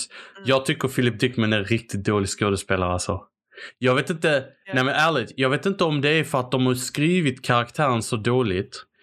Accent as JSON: {"language": "Swedish", "country": "Sweden", "said": "Bara, ja, vi är också svenskar. Fast det är vi."}